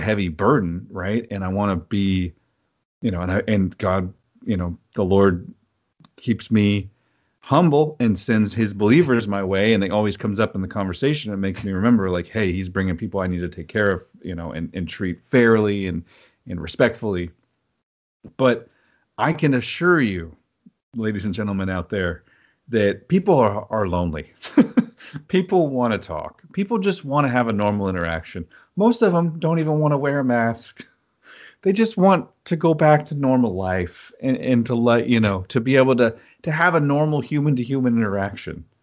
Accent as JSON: {"language": "English", "region": "Oklahoma", "country": "United States", "tie": "born or raised there", "said": "I grew up in Oklahoma"}